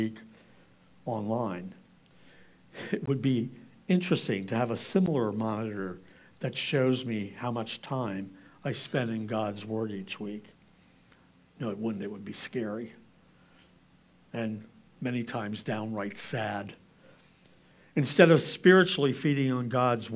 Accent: Lancaster County, Pennsylvania, United States; I'm from Lancaster County

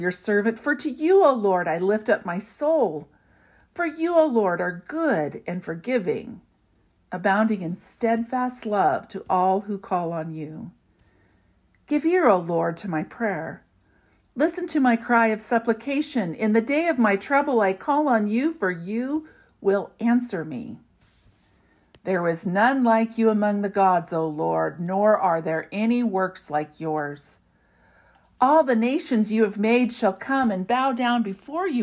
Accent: a small town in western Kansas, United States; moved away as an adult; also born or lived in Alberta, Canada; now in Canada; There was a small town in western Kansas, then college

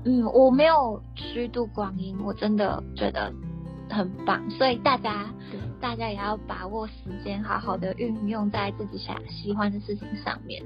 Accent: Taiwan; now in Japan; 身为一个在外国的台湾人

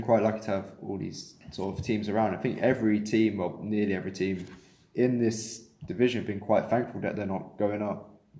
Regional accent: Hertfordshire, East of England, United Kingdom; I'm from Hertfordshire. Nowhere near Lincoln.

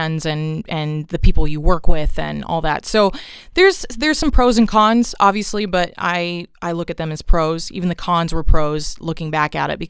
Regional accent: Los Angeles, California, United States; also born or lived in Nashville; I grew up in Southeast Los Angeles, so basically one neighborhood over from Compton

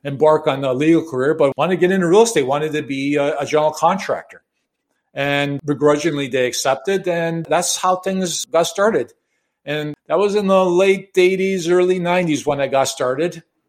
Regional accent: Chicago, Illinois, United States; I was born and raised in Chicago in the late 60s, 70s

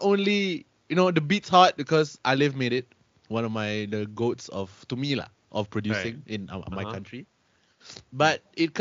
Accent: Singapore; I am from Singapore

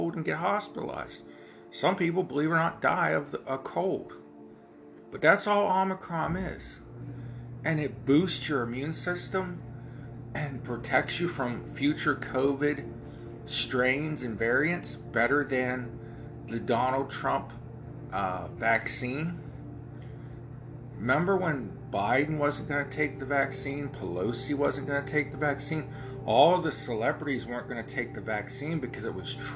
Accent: Ohio, United States; accent: Ohio hillbilly; I have my Ohio hillbilly accent

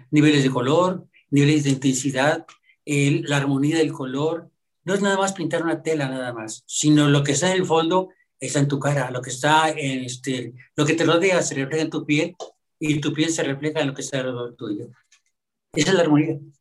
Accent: Monterrey, Nuevo León, Mexico; Sí soy mexicano, mi padre era originario de Oaxaca y yo aquí nativo de Monterrey

